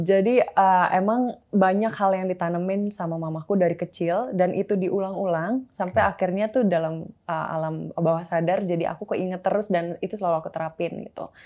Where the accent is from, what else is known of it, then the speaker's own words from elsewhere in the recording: Bekasi, West Java, Indonesia; also born or lived in Jakarta; aku sebenarnya dulu di Bekasi tinggalnya. Okay. dulu tinggal di Bekasi